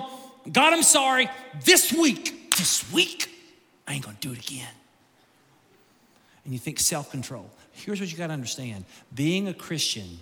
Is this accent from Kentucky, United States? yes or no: yes; Kentucky, United States; I grew up in Kentucky.